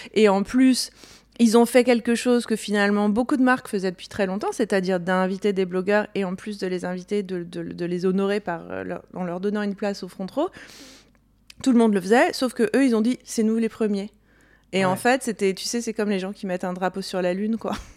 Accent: Corsica, France; now in United States; j'ai grandi en Corse

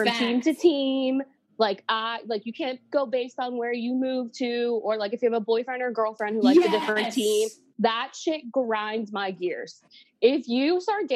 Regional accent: Pittsburgh, Pennsylvania, United States; born and raised in Pittsburgh

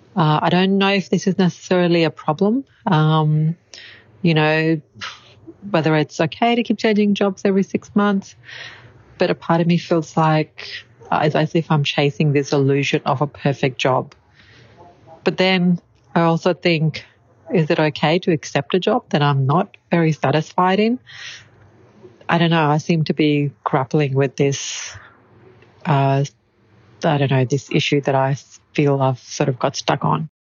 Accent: Brisbane, Queensland, Australia; I am from Brisbane in Queensland in Australia

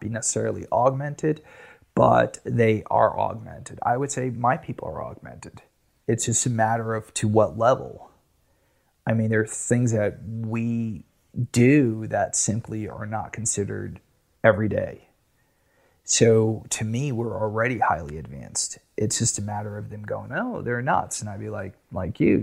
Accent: United States; I'm American

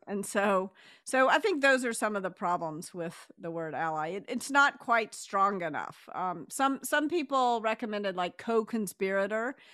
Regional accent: the South, United States; relatively easy for me to say "you all" because I was raised in the South

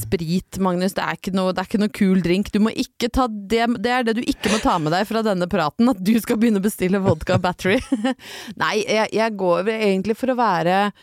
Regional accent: Norway; hjemme i Norge

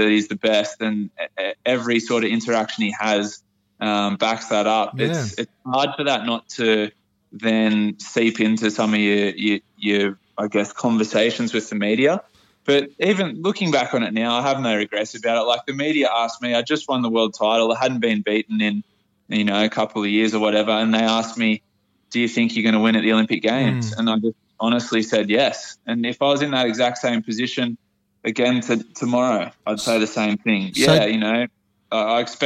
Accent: Port Macquarie, New South Wales, Australia; I'm from Port Macquarie, so yeah. I've had a pretty humble upbringing.

